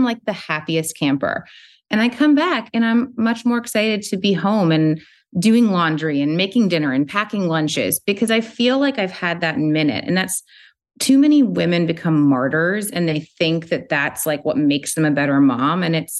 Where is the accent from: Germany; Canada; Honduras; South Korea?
Canada; moved away; also born or lived in New York City; I grew up in Canada. I was living in New York City.